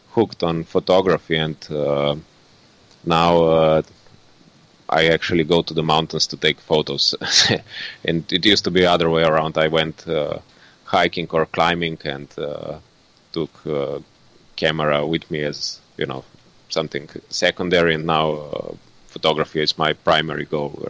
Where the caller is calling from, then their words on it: Ljubljana, Slovenia; English is a second language; I'm currently in uh, Ljubljana, in Slovenia.